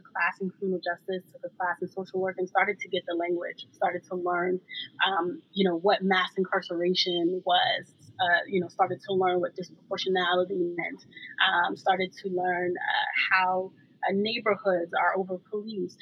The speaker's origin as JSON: {"language": "English", "town": "New York City", "region": "New York", "country": "United States", "tie": "born or raised there", "said": "I'm from New York City, born and raised in Brooklyn, New York"}